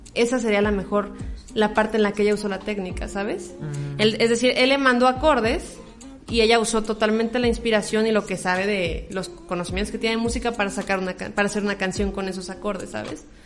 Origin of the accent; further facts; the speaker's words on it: La Piedad, Michoacán, Mexico; soy piedadense de Michoacán, aquí presentes en, mi pueblo natal